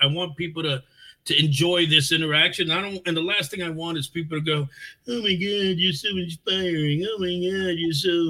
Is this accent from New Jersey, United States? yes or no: no; New York City, New York, United States; moved away as an adult; also born or lived in Albany, New York / Fort Lauderdale, Florida; now in Virginia, United States; I was born in the South Bronx. I was born in a hospital that was in the Bronx. And I grew up there back in the 70s.